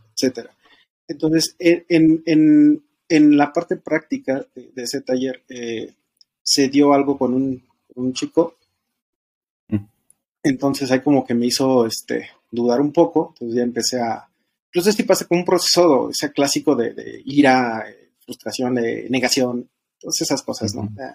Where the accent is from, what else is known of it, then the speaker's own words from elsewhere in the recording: State of Mexico, Mexico; soy del Estado de México, tengo 36 años